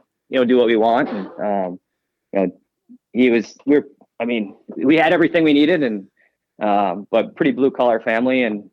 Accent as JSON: {"language": "English", "town": "Rosemount", "region": "Minnesota", "country": "United States", "tie": "born or raised there", "said": "I grew up in Rosemont, Minnesota."}